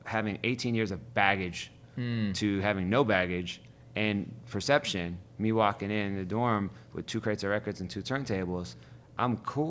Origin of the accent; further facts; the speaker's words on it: Youngstown, Ohio, United States; also born or lived in Cleveland; I grew up in Youngstown. Which was, like, a crazy mob, mafia city.